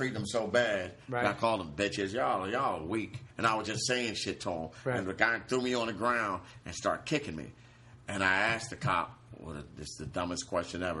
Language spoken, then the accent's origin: English; Philadelphia, Pennsylvania, United States; That's how we were raised in Philly.